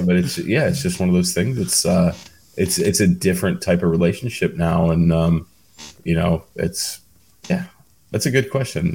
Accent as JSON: {"language": "English", "town": "Cleveland", "region": "Ohio", "country": "United States", "said": "I'm from Cleveland"}